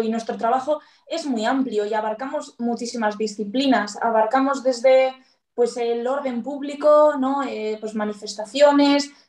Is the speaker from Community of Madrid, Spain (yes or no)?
no; Bilbao, Basque Country, Spain; Y soy de Bilbao y estoy muy contenta con mi policía, por cierto.